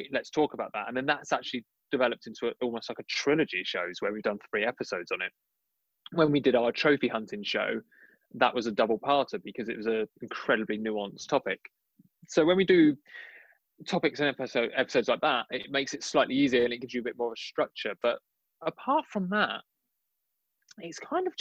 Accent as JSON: {"language": "English", "region": "London", "country": "United Kingdom", "said": "I'm a Londoner"}